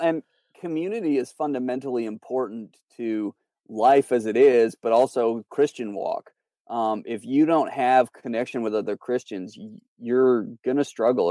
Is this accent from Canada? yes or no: yes; Canada; moved away as an adult; also born or lived in North Carolina; now in Charlotte, United States; I'm from Canada, so that's where I was born, raised, my family's there.